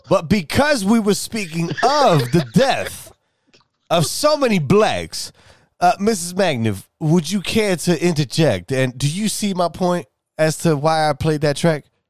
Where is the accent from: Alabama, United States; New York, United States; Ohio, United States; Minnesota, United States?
New York, United States; New York City; moved away; I'm from New York City originally